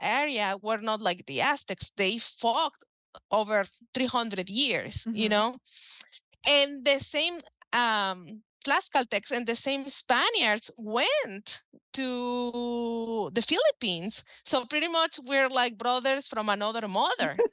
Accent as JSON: {"language": "English", "country": "Mexico", "second_language": "English", "moved": "as an adult", "lives_now": "United States", "said": "I'm from Mexico"}